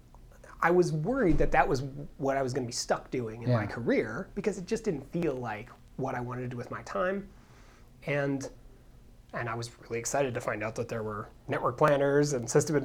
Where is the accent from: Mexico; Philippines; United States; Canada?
United States; Helena, Montana; moved away as an adult; also born or lived in Bozeman, Montana; now in Boulder, United States; I grew up in Helena, which is the capital city.